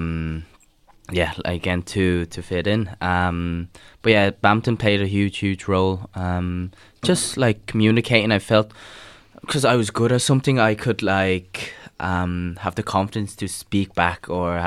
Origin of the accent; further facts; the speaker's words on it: Ireland; also born or lived in Vietnam; me growing up in Ireland and on the western side of the earth